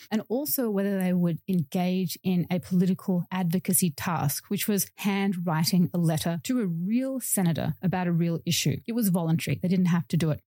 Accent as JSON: {"language": "English", "town": "Melbourne", "region": "Victoria", "country": "Australia", "tie": "born or raised there", "said": "in my hometown of Melbourne, Australia"}